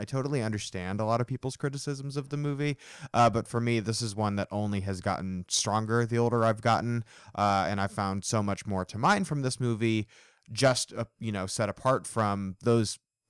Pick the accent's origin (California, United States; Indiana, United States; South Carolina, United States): Indiana, United States; I'm from Indiana. I've mentioned that on the show. Indiana, corn is like the biggest, you know, crop that we have in the state.